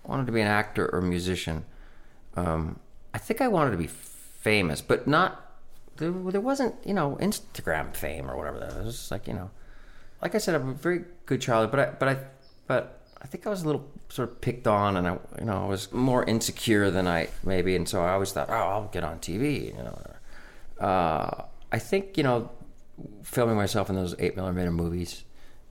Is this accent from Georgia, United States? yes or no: no; Orange County, California, United States; also born or lived in Inglewood, Los Angeles; I grew up in Orange County near Disneyland